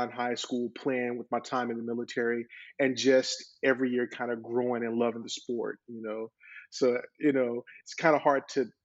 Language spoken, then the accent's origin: English; North Carolina, United States; now in Florida, United States; I'm originally from North Carolina